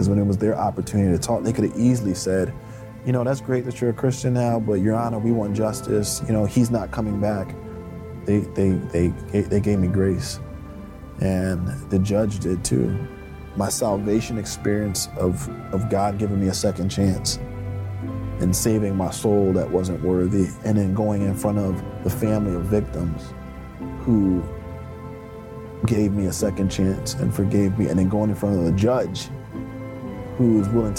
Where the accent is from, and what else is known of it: Philadelphia, Pennsylvania, United States; born or raised there